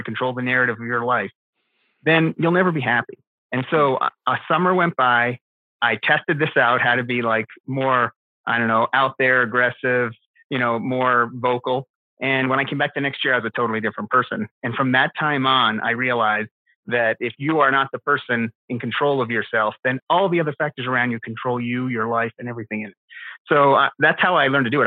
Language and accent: English; Canada; moved away as an adult; also born or lived in Philadelphia; now in Arizona, United States; I am a Canadian who is transplanted here to Arizona